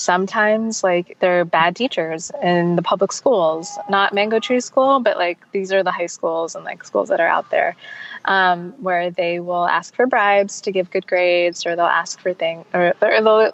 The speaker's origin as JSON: {"language": "English", "country": "United States", "said": "we're American"}